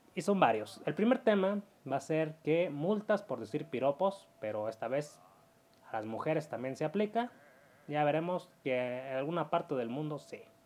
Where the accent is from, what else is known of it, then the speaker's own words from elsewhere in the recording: Mexico; Como muchos mexicanos, yo tengo conocidos en Canadá y Estados Unidos